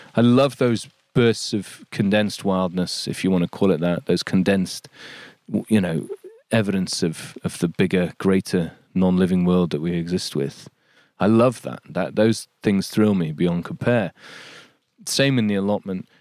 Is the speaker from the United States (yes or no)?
no; Yorkshire and the Humber, United Kingdom; moved away as an adult; also born or lived in London; There's something about this place, there's something about Yorkshire